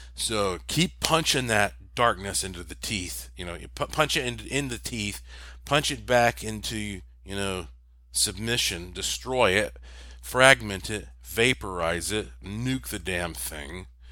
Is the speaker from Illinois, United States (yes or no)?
no; North Carolina, United States; I am from North Carolina, the Tobacco State